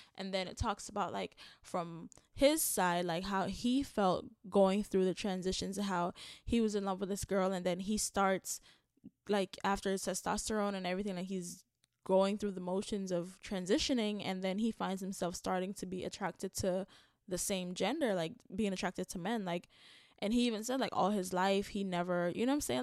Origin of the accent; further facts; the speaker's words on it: Jamaica; as a Jamaican